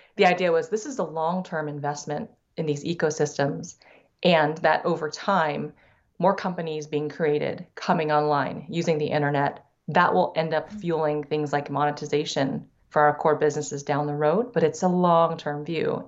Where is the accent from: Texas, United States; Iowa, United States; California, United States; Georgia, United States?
Iowa, United States; Davenport; first language Thai; English is a second language; also born or lived in Silicon Valley; now in Minneapolis, United States; was, was in chiropractic school in Davenport, which is where I was born